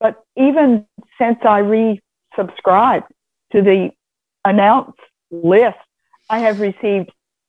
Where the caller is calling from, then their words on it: Vestavia, Alabama, United States; I am from a place no one has heard of unless they live here. I live in Vestavia, Alabama.